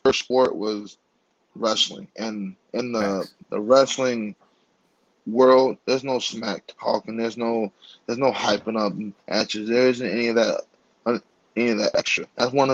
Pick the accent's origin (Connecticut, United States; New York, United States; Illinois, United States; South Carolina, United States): Illinois, United States; Chicago; I grew up in Bronzeville.